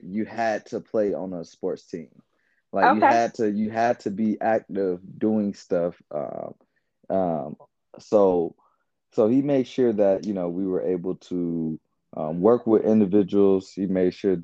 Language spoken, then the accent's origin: English; Atlanta, Georgia, United States; also born or lived in Covington, Georgia; I'm originally from Atlanta, Georgia. So where my family is pretty much from